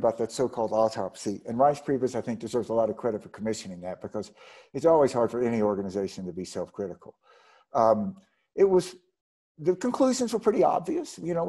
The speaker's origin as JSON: {"language": "English", "region": "Mississippi", "country": "United States", "tie": "born or raised there", "said": "my home state of Mississippi"}